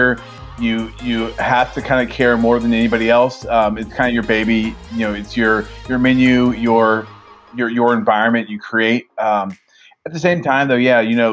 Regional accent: Atlanta, Georgia, United States; moved away as an adult; now in Virginia, United States; I grew up in Atlanta from a great family

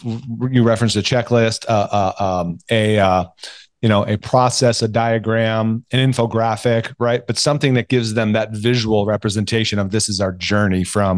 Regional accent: California, United States; You're in LA, but nearby. I'm from Orange County.

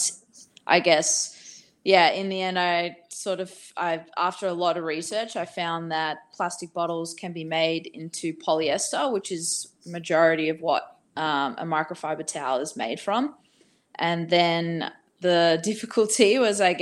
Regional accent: Australia; also born or lived in Bali; I'm from Australia.

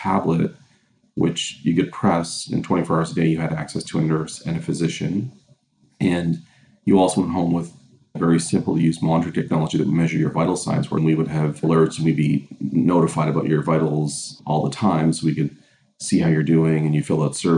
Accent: Cape Breton Island, Nova Scotia, Canada; now in Hamilton, Canada; I'm from Nova Scotia originally, grew up in Cape Breton Island

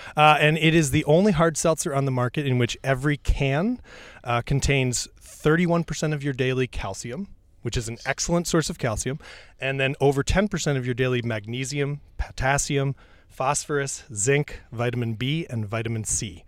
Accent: New York, United States; I grew up in New York State and I grew up next to a farm

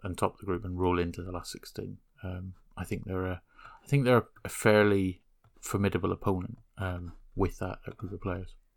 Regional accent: Northern Ireland, United Kingdom; growing up in Northern Ireland

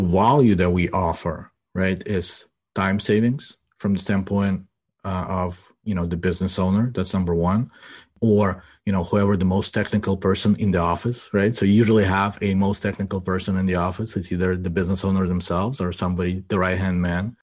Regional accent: Ukraine; now in United States; I grew up in Ukraine, right? And as I was growing up, and we immigrated to the United States in ninety-two, as I was growing up in Ukraine

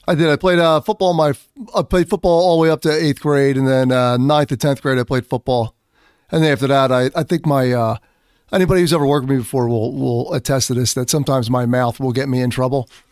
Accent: Philadelphia, Pennsylvania, United States; accent: Philadelphia; I'm from Philadelphia

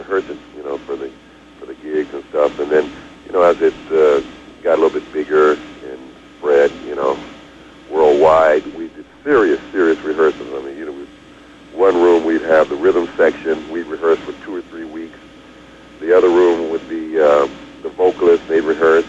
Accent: Denver, Colorado, United States; now in Los Angeles, United States; I grew up together in Denver, so I first met Philip. I was 13

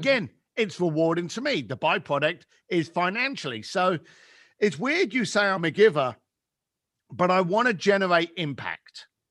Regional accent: London, United Kingdom; I grew up in East London, on what should we call, what we could class as, like, the shitty end of London.

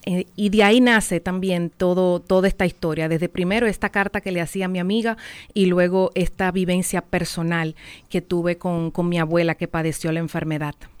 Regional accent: San José de Ocoa, Dominican Republic; yo soy de Ocoa, en Ocoa no hay salida al mar, y cuando yo fui al mar por primera vez

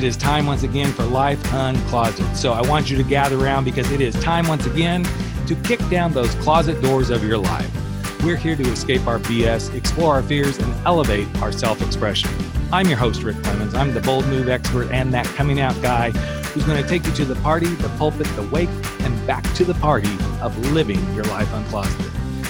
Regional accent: New York City, New York, United States; It's like, no, I'm a New Yorker. New Yorkers don't do that stuff.

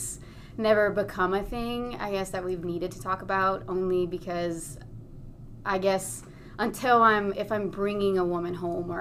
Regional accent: Louisiana, United States; moved away as an adult; also born or lived in San Francisco area; now in San Francisco, United States; I am originally from Louisiana

